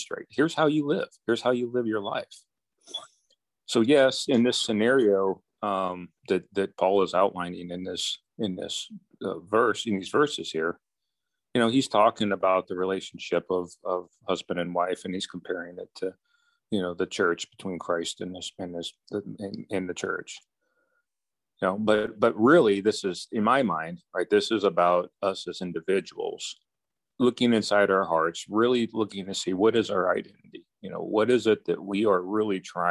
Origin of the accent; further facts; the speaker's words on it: United States; I'm an American